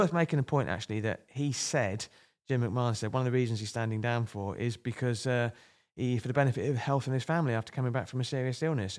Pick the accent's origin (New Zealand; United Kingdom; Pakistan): United Kingdom; Kent, South East England; moved away; I'm from Kent, originally. We're both adopted Northerners